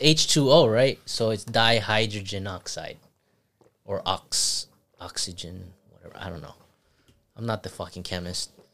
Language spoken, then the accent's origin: English; Zamboanga Peninsula, Philippines; moved away; also born or lived in Saipan; I grew up in Phi-, Philippines